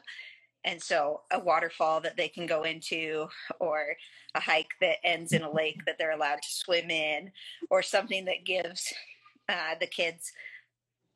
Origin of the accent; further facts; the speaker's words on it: Idaho, United States; I'm from Idaho, so I'm used to the, I grew up in the cold